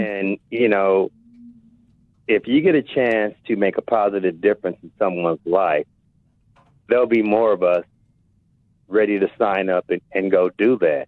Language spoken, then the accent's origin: English; Compton, California, United States; also born or lived in Indianapolis; now in Seattle, United States; I grew up in Compton